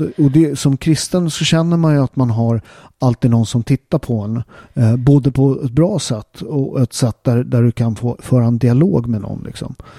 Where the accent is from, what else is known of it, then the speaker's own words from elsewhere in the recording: Sweden; jag är född och uppväxt i Sverige och min mamma är halvsvensk